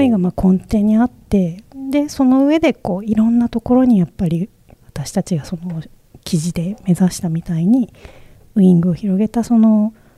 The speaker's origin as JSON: {"language": "Japanese", "region": "Okayama", "country": "Japan", "tie": "born or raised there", "also_born_or_lived": "Nagoya", "moved": "yes", "said": "生まれが岡山県で岡山、ねあの結構やっぱり自分の生まれ育った地域"}